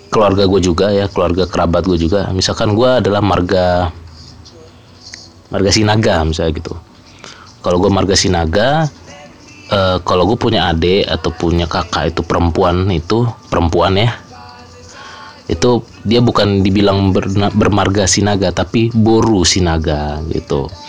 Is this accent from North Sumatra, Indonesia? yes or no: yes; North Sumatra, Indonesia; Since gua orang Batak, jadi gua akan bahas uh, beberapa fenomena menarik seputar budaya, kultur yang dipegang oleh pegang erat oleh keluarga Batak